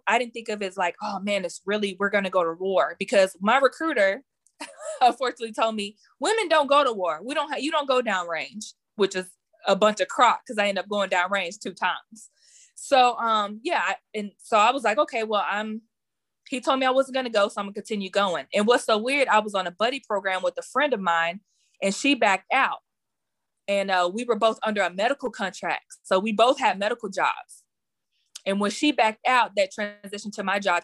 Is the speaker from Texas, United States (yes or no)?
yes; Garland, Texas, United States; I am from Garland, Texas.